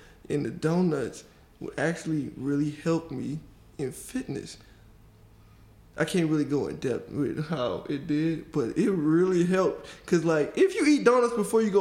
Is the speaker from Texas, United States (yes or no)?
no; Detroit, Michigan, United States; I'm from Detroit. Born and raised.